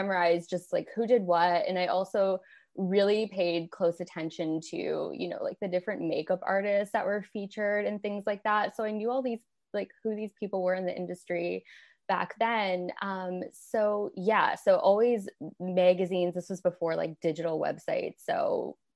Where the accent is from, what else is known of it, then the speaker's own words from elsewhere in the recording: Windsor, Ontario, Canada; moved away; So I'm originally from Canada. I grew up in a city called Windsor, Ontario, and it's on the border with Detroit.